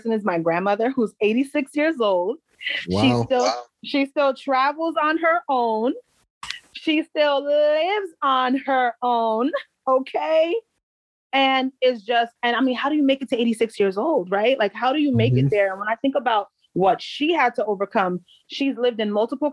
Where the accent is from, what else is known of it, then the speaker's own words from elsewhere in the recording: Paterson, New Jersey, United States; also born or lived in Palisades Park, New Jersey / Prospect Park, New Jersey; I grew up in the northern New Jersey area. So the bulk of my adolescence was spent in Paterson, New Jersey.